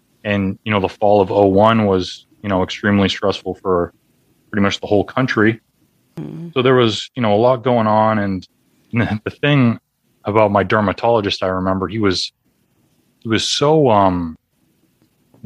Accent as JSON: {"language": "English", "town": "Boston", "region": "Massachusetts", "country": "United States", "said": "I'm from the Boston area."}